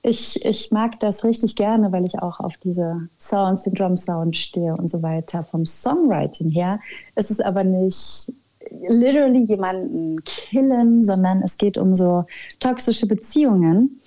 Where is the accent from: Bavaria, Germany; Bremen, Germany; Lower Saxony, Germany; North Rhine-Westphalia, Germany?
Bavaria, Germany; Schwabach; also born or lived in Nuremberg; now in Berlin, Germany; ich komme aus Schwabach bei Nürnberg. In Nürnberg bin ich geboren und in Schwabach aufgewachsen